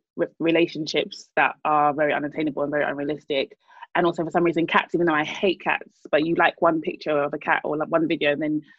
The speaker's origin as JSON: {"language": "English", "country": "Nigeria", "said": "Because I'm Nigerian. Established."}